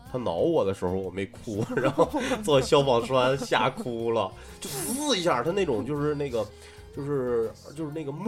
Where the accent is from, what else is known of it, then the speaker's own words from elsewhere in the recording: Northeast China, China; 我是东北人，